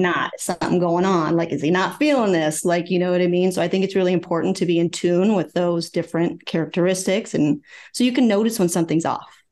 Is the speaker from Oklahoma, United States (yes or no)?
yes; Oklahoma, United States; moved away as an adult; also born or lived in Virginia; I'm originally from Oklahoma, so I worked in Oklahoma City